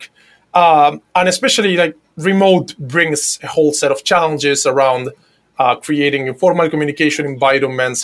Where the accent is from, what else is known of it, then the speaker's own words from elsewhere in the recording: Buenos Aires, Argentina; I'm from Buenos Aires, Argentina.